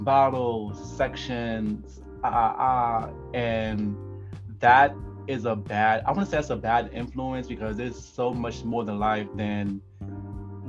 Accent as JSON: {"language": "English", "region": "New York", "country": "United States", "tie": "born or raised there", "said": "Growing up in New York"}